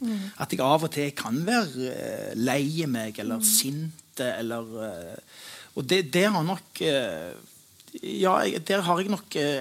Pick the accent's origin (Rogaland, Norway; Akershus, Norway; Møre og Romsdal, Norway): Rogaland, Norway; Stavanger; jeg er fra Pedersgata